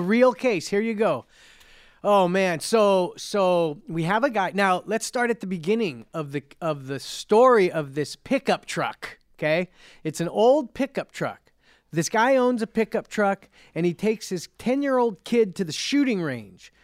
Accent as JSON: {"language": "English", "town": "Cerritos", "region": "California", "country": "United States", "said": "I'm from Cerritos, it's Cerritos"}